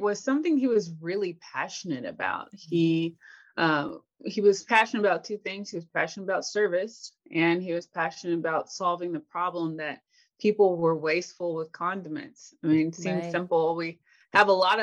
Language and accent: English; Tennessee, United States; I grew up in Tennessee, and I actually lived with my grandparents and my mom first.